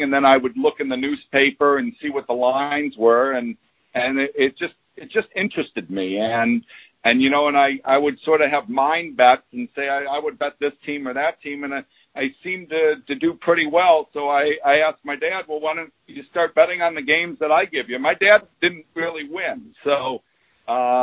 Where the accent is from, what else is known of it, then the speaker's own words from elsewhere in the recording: Williamsville, New York, United States; I grew up in a suburb of Buffalo called Williamsville